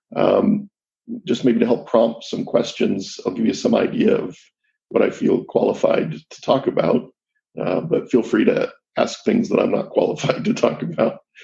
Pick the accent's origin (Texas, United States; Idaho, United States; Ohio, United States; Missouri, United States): Missouri, United States; Jackson County; I was raised in Jackson County, Missouri